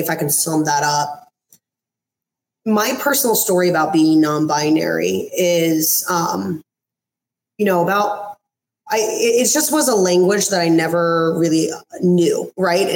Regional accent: East Coast, United States; moved away as an adult; now in West Coast, United States; I'm originally from the East Coast, and about four years ago, I moved over to the West Coast.

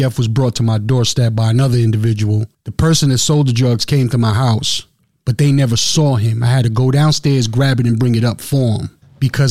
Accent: New York City, New York, United States; moved away as an adult; also born or lived in Long Island, New York / Milwaukee, Wisconsin; now in Madison, Wisconsin, United States; I'm from Brooklyn, New York. Lived out in Long Island, New York for a little while.

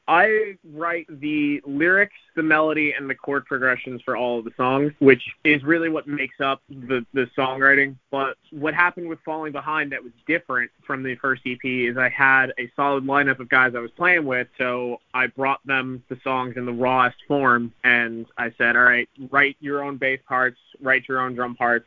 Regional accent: New York City, New York, United States; being from Staten Island and being able to say, oh, I'm from New York City.

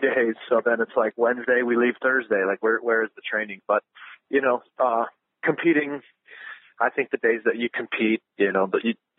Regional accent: Ohio, United States; growing up in Ohio

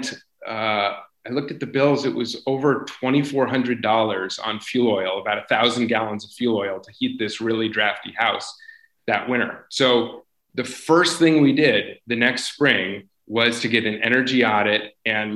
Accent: Vermont, United States; I grew up in Vermont. I'm a ninth generation Vermonter, but I was away for a period for school

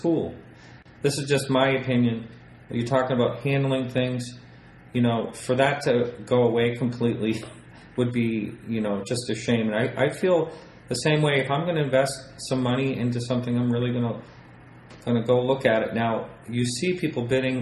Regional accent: Portsmouth, New Hampshire, United States; I grew up with in Portsmouth, New Hampshire

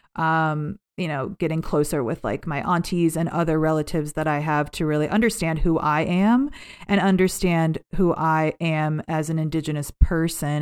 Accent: Cleveland, Ohio, United States; also born or lived in Cincinnati, Ohio; I grew up in Cleveland.

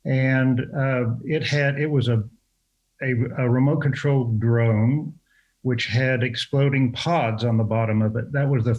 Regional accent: Fort Worth, Texas, United States; I was born and raised in Fort Worth. I've been shooting since I was 7 years old as a Texan.

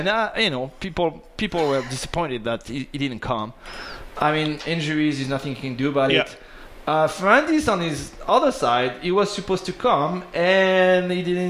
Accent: Paris, Île-de-France, France; Because I'm from Paris originally

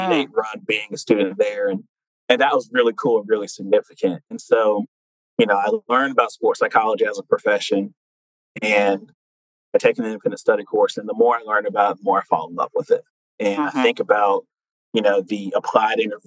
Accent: Fayetteville, North Carolina, United States; a North Carolina native, born and raised in Fayetteville

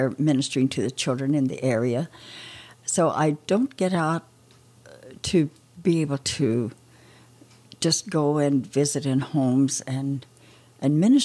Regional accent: Oklahoma, United States; moved away as an adult; I grew up in Oklahoma

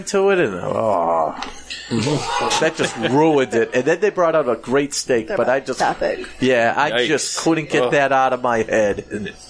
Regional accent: Boston, Massachusetts, United States

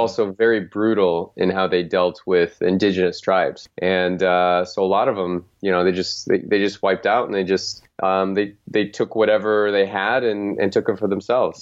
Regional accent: Phoenix, Arizona, United States; there was a sports team in in my hometown called the Phoenix Suns

